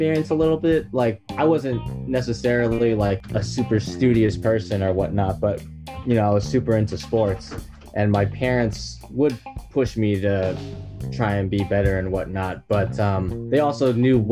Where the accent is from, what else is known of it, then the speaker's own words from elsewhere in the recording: San Francisco Bay Area, California, United States; I'm actually from San Francisco Bay Area